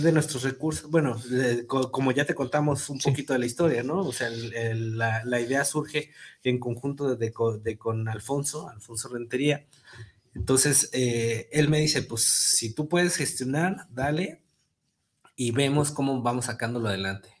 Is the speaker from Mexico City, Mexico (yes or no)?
no; Tonalá, Jalisco, Mexico; yo, yo, soy de Golden Hills